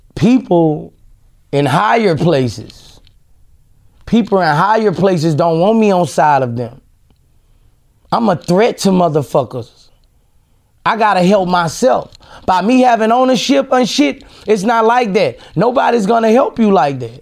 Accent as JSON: {"language": "English", "region": "Louisiana", "country": "United States", "tie": "born or raised there", "said": "in Louisiana, like, I was raised there"}